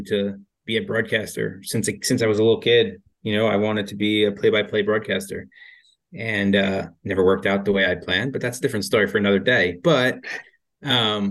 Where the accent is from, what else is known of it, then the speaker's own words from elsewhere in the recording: New York City area, United States; growing up in the New York City area